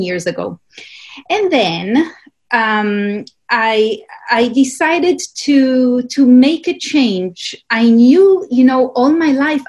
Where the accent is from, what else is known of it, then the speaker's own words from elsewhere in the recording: Israel; I grew up in Israel